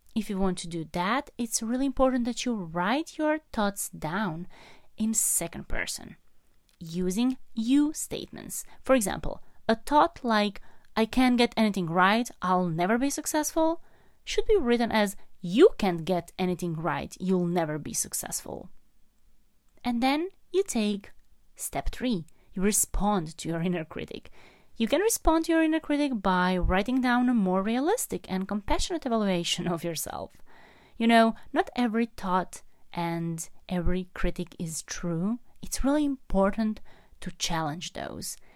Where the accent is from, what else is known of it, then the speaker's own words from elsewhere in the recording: Croatia; moved away; I am in Croatia at the moment, traveling, visiting my hometown